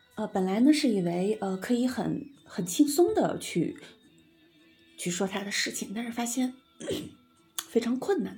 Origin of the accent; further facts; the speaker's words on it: Amgalang, Inner Mongolia, China; also born or lived in Beijing / southern China; now in Helan Mountain, China; 我真正的老家，我的老家是在呼伦贝尔的这个 阿姆古朗镇